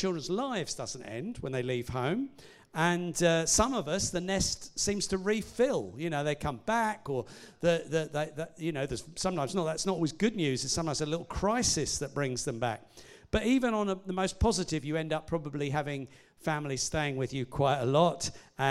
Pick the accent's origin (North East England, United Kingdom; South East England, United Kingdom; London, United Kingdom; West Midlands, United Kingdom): South East England, United Kingdom; Hastings; moved away as an adult; now in Winchester, United Kingdom; we moved from Hastings, where although we weren't born there, we'd both grown up there